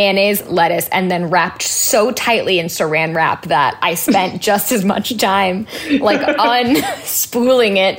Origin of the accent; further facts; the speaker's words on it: Orinda, California, United States; also born or lived in Sacramento, California; now in Los Angeles, United States; I grew up in Northern California